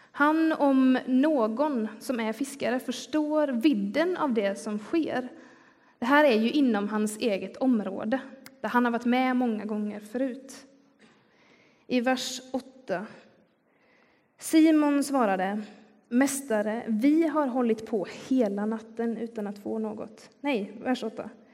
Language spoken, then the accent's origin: Swedish; Skillinge, Skåne, Sweden; accent: Scanian (skånska); now in Gothenburg, Sweden; Jag kommer nämligen från Skillinge som ligger längst ner på Skånes östkust. Så även om jag har bott i Göteborg i, i ganska många år nu så kan den där skånskan eh, titta fram ändå